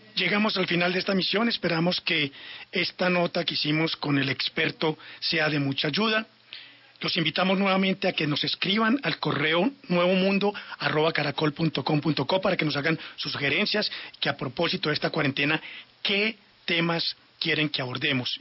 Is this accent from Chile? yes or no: no; Colombia; los colombianos